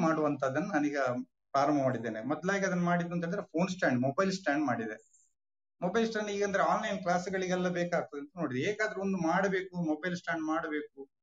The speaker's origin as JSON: {"language": "Kannada", "area": "Tekkar village, Belthangady taluk", "region": "Karnataka", "country": "India", "tie": "born or raised there", "said": "ನಾನು ಹುಟ್ಟಿದ್ದು ಎಲ್ಲ ಇದೇ ನಮ್ಮ ತೆಕ್ಕಾರ ಗ್ರಾಮದ ನೈತರ್ಕದಲ್ಲಿ"}